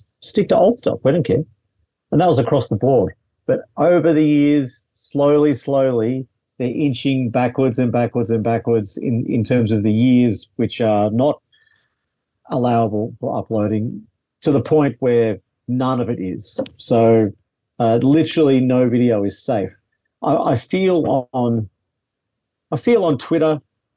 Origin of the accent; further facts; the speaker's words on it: Melbourne, Victoria, Australia; I'm from Melbourne, but I'm in Queensland at the moment doing a run of shows